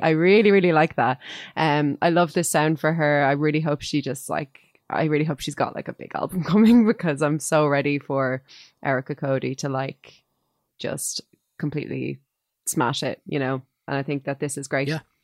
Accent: Dublin, Leinster, Ireland; I grew up near the area where Bono grew up, and there weren't many orange men um, running around Finglas East

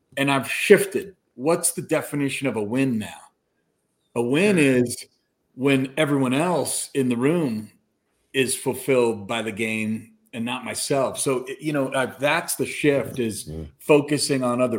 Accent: Colorado, United States; moved away as an adult; So I grew up in Colorado. I'm back home

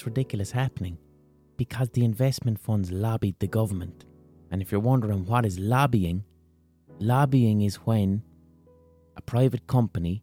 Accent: Limerick, Munster, Ireland; in my own city

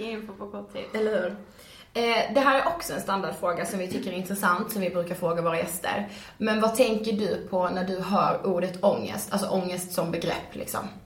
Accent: Blekinge, Sweden; now in Stockholm, Sweden; vi är tillbaka i Stockholm mm. efter en helg hemma i Blekinge.

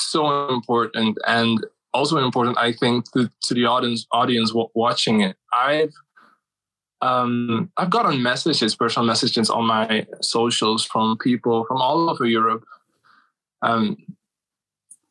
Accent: Suriname; moved away as an adult; now in Amsterdam, Netherlands; my home country, Suriname

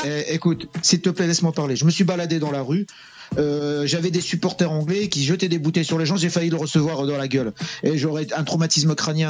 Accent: France; Je suis né en France. Je suis né en France.

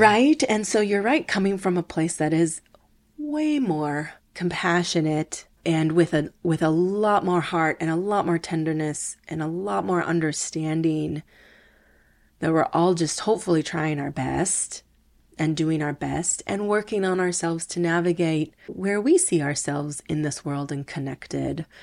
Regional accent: Milwaukee, Wisconsin, United States; first language Spanish; English is a second language; moved away; also born or lived in Chicago; I grew up in Milwaukee um, with my sister, my older sister, Marisa. Uh, speaking Spanish was our first language

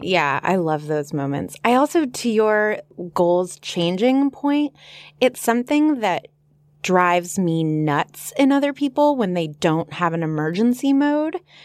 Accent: Los Angeles, California, United States; I'm from Los Angeles

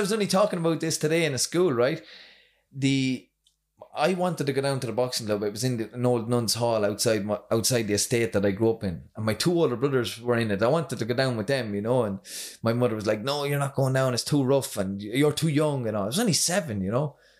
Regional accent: County Kildare, Leinster, Ireland; now in Drogheda, Ireland; from Itaghan, County Kildare.

